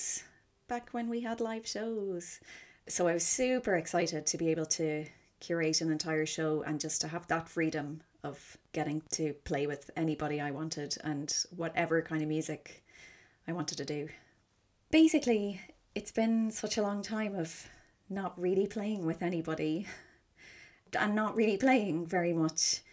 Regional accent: Cork, Munster, Ireland; now in London, United Kingdom; I'm from Cork City, but I am living in London and freelancing here

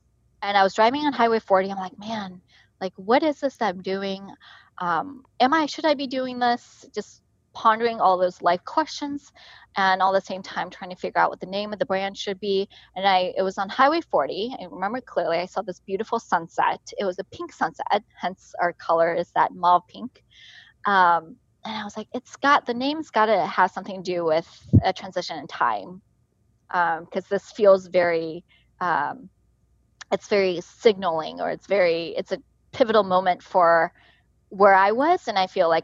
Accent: Hai'an, Jiangsu, China; moved away; also born or lived in Nanjing, China; I was born in the city called Hai'an, China

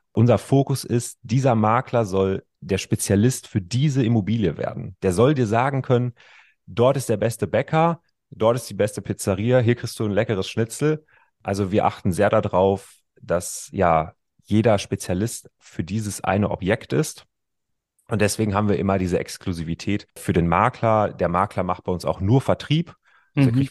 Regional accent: North Rhine-Westphalia, Germany; Also ich kann dir sagen, ich komme aus dem Ruhrgebiet, ja

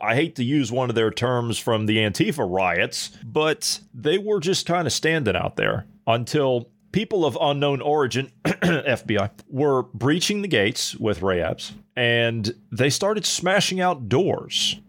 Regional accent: United States; I'm an American citizen

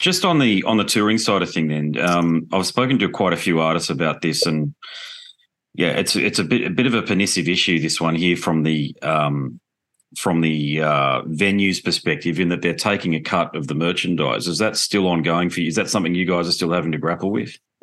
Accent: Australia; being Australian

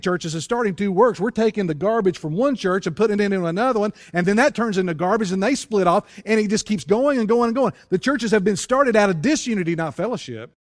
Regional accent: United States; moved away; if you go to my hometown, if you go to Wilkes County

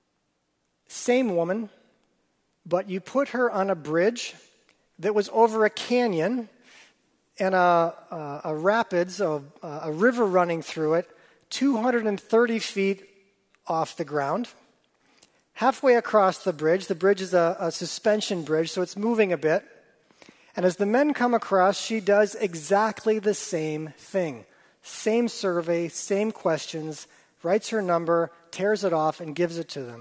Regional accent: Wisconsin, United States; I grew up in Wisconsin

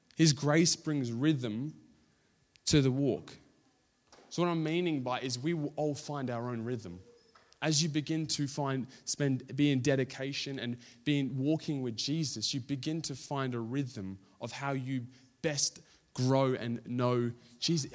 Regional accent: Australia; we're Australian

